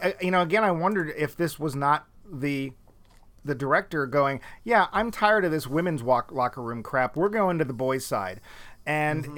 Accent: New England, United States; also born or lived in Florida; both of us are Northerners. We're both real mm. Yankees, i.e., we're from New England.

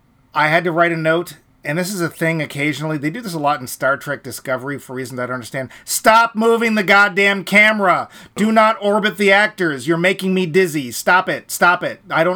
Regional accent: Ireland; And I'm Irish, and you're not.

